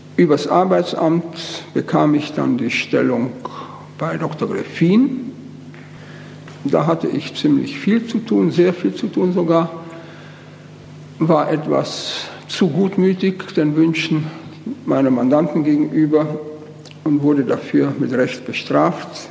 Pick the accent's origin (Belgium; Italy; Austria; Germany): Austria; moved away; also born or lived in Brno, Czechia; ich bin eben Österreicher von Geburt und Erziehung